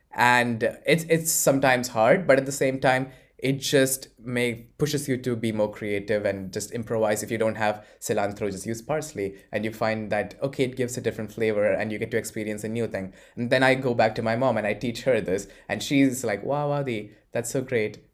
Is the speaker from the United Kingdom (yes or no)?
no; Bahrain; moved away as an adult; also born or lived in Kerala, India / Poland / Forlì, Italy; now in Italy; I grew up in Bahrain, but, uh, which is a small island near Saudi Arabia, but I originate from Kerala